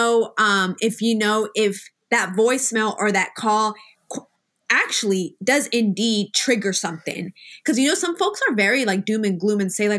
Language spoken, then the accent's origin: English; Kansas, United States; I'm also from Kansas.